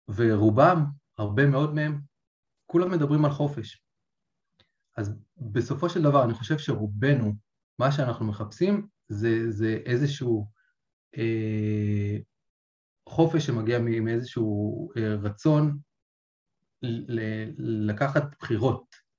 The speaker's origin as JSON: {"language": "Hebrew", "country": "Israel", "tie": "born or raised there", "said": "גדלתי בקיבוץ"}